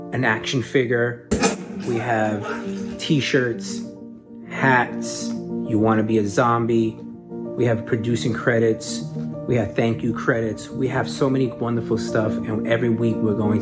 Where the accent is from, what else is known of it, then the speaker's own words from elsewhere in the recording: New York City, New York, United States; moved away as an adult; now in Huntington, United States; I live in Huntington right now. I grew up on Lower East Side Manhattan all my life.